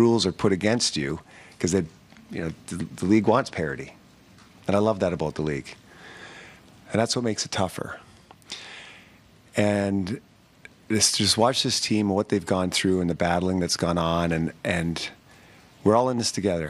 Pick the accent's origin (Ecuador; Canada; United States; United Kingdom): Canada; being a Canadian kid growing up